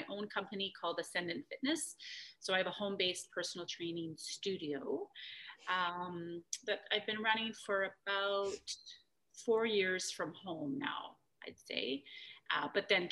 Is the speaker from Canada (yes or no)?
yes; Calgary, Alberta, Canada; back when I grew up in Calgary